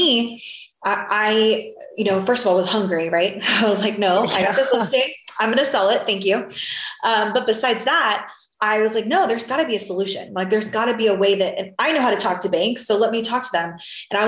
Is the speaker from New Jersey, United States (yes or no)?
no; Florida, United States; now in Texas, United States; I'm originally from Florida and now I'm in Texas